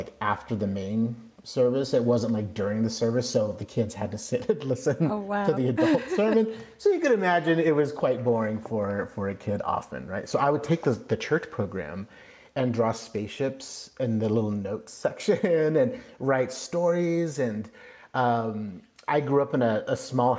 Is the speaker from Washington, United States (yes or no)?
yes; Kirkland, Washington, United States; moved away as an adult; also born or lived in Ellensburg, Washington / California; now in Central Coast, California, United States; I was born and raised right outside of Seattle, a suburb of Seattle called Kirkland, Washington